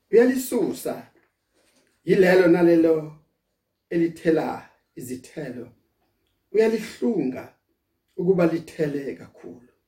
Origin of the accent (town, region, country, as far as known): South Africa